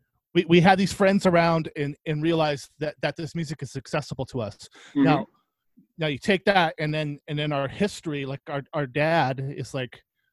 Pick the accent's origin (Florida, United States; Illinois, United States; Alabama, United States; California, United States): California, United States; Oxnard; Yeah, in Southside.